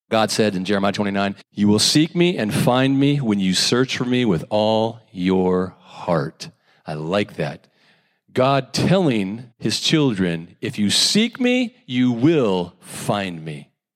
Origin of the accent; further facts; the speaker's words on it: United States; Growing up in America